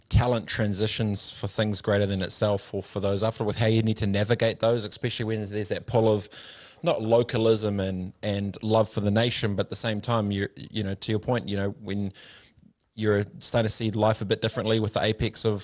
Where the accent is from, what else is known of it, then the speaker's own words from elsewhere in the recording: New Zealand; I did the New Zealand thing for my nation, for my country, for an All Black because I'm Kiwi